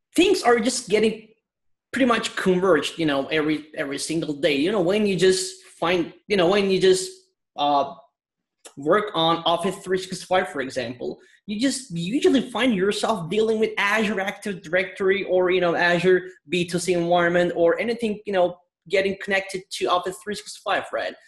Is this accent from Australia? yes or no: no; Istanbul, Turkey; now in London, United Kingdom; I'm originally from Istanbul, Turkey, and I'm based in London.